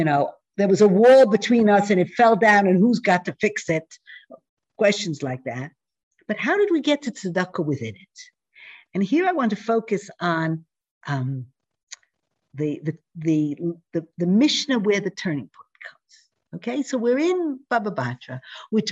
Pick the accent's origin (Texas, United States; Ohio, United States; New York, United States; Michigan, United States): New York, United States; New York City; I grew up in Manhattan